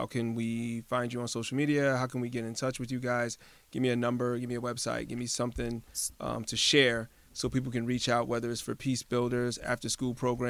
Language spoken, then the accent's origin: English; Hartford, Connecticut, United States; I was born and raised in Hartford. I'm not trying to knock Hartford. I no longer live in Hartford.